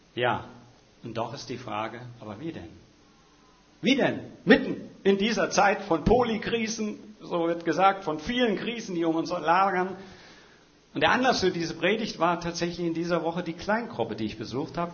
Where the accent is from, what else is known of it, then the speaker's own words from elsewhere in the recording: Hesse, Germany; now in Schwerin, Germany; gebürtiger Hesse, wie ich selber